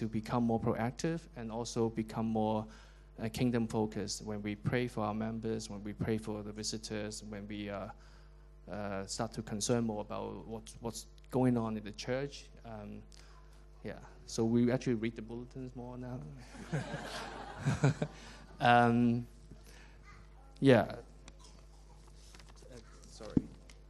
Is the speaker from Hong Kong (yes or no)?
yes; Hong Kong; moved away as an adult; also born or lived in London; So I was from Hong Kong, but then we met in London. We worked in London for quite a long time